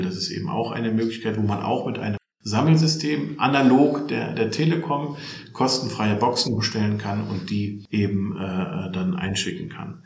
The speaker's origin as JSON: {"language": "German", "town": "Solingen", "region": "North Rhine-Westphalia", "country": "Germany", "tie": "born or raised there", "also_born_or_lived": "Hilden", "said": "Ich bin äh, geboren im Bergischen Land in Solingen und äh, wohne tatsächlich in Hilden bei Düsseldorf."}